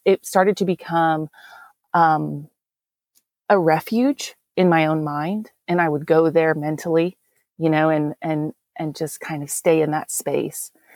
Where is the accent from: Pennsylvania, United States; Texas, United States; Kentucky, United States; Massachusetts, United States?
Texas, United States; accent: Texan; I'm from Texas. Um, definitely, I wasn't actually born here, but I was raised here.